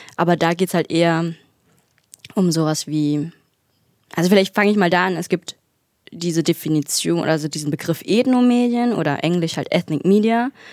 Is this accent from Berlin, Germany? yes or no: yes; Berlin, Germany; moved away as an adult; also born or lived in Bad Belzig / Dresden; now in Erfurt, Germany; ich bin halt in Berlin aufgewachsen